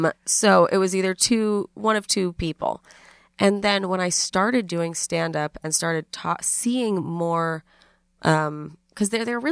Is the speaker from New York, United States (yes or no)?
yes; New York City, New York, United States; No, uptown. Upper East Side, yeah.